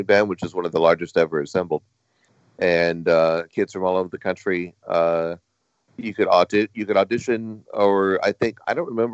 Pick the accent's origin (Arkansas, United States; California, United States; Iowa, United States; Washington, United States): California, United States; Anaheim; I grew up in Anaheim near Disneyland